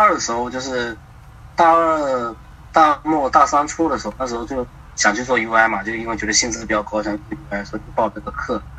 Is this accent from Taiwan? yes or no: no; Fujian, China; now in Shanghai, China; 啊，福建的。